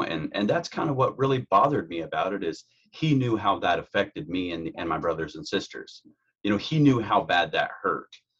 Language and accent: English; Carroll County, Indiana, United States; I'm from Indiana, born and raised in Carroll County, Indiana